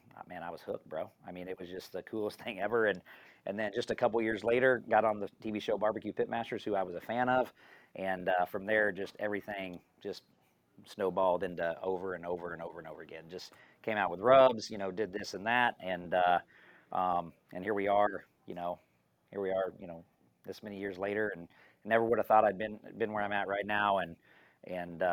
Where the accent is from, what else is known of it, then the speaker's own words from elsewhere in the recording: Topeka, Kansas, United States; now in Gardner, United States; I grew up in Topeka, Kansas